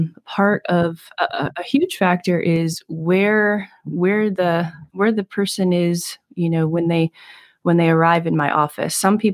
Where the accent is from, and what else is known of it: Maryland, United States